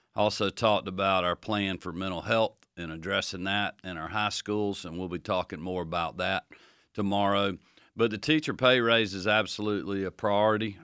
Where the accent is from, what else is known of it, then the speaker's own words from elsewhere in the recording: Athens, Georgia, United States; growing up in Athens